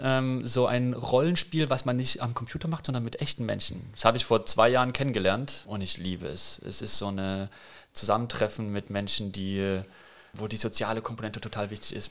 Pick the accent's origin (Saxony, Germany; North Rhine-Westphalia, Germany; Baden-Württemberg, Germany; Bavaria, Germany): Saxony, Germany; Chemnitz; moved away as an adult; also born or lived in Heidelberg; now in Kandel, Germany; Chemnitz geboren, groß geworden, aufgewachsen, bis ich 20 war.